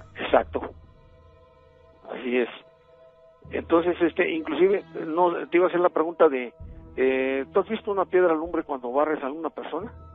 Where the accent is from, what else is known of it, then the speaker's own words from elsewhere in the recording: Poza Rica, Veracruz, Mexico; yo soy de Poza Rica, Veracruz